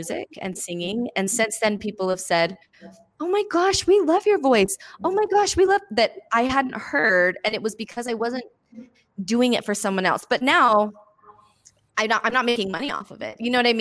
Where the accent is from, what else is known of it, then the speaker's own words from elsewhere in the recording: Bountiful, Utah, United States; And I'm this nobody from Bountiful, Utah.